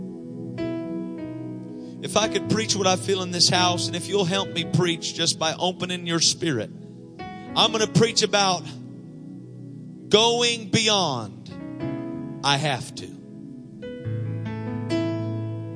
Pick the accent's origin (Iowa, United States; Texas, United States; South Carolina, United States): Iowa, United States; I'm just from Iowa